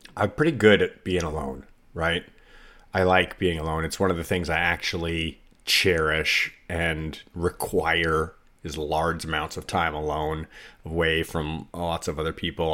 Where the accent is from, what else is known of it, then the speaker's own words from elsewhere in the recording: United States; as an American living in America